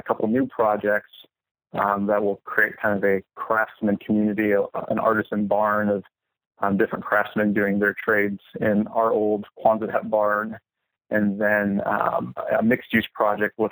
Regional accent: Minnesota, United States; now in Gilbert, United States; I'm actually originally from Minnesota.

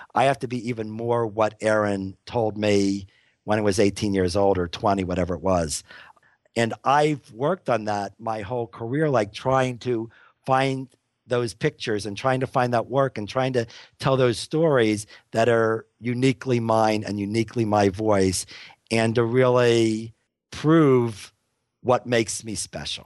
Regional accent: Pittsburgh, Pennsylvania, United States; now in Boulder, United States; where I grew up in Pittsburgh

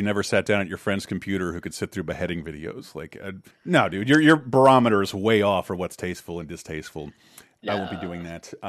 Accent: Florida, United States; I grew up in Florida.

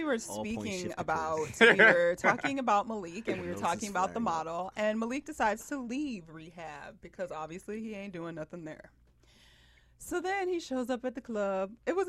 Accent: Decatur, Georgia, United States; now in Los Angeles, United States; I'm from Atlanta.

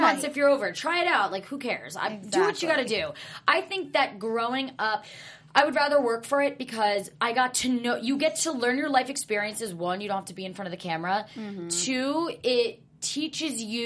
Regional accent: New Jersey, United States; also born or lived in New York; I'm from the East Coast. I'm from Jersey

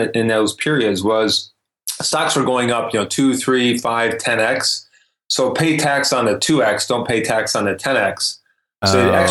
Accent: Detroit, Michigan, United States; moved away; also born or lived in Lugano, Switzerland / Germany / Vancouver; I grew up in Detroit

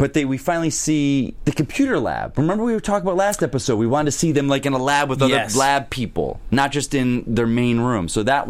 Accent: the South, United States; I'm not from this area, the South area, but I grew up in South, you know, the South

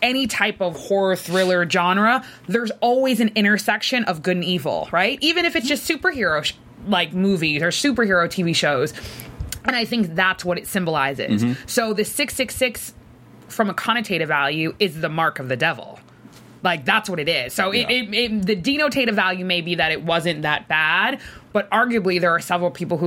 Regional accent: Boston, Massachusetts, United States; as a Bostonian

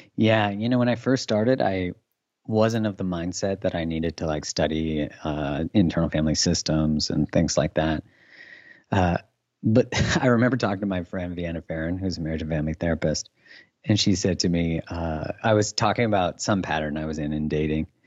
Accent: Canada; I'm Canadian

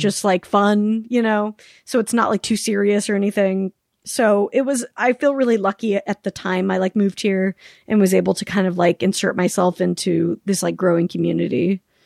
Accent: Salt Lake City, Utah, United States; born or raised there; moved away as an adult; also born or lived in Palm Springs, California / Sacramento, California

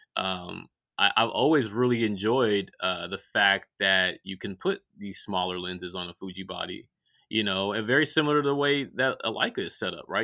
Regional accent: Richmond, California, United States; I grew up in Richmond, California

